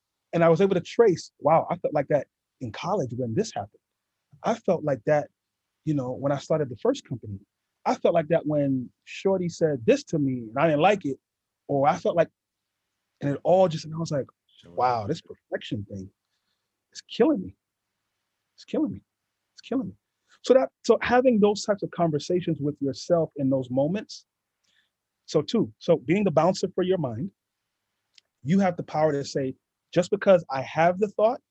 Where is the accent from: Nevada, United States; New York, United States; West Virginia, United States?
New York, United States; New York City; growing up in East New York, Brooklyn